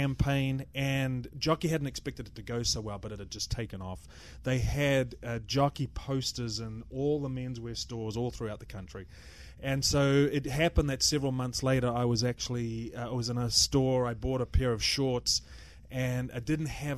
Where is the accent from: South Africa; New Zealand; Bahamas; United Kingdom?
New Zealand; Auckland; moved away; also born or lived in Bay Area, California; In Auckland, so New Zealand. My hometown.